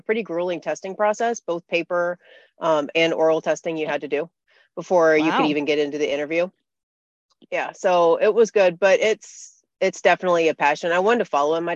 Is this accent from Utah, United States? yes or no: no; Central Illinois, United States; I grew up in Central Illinois.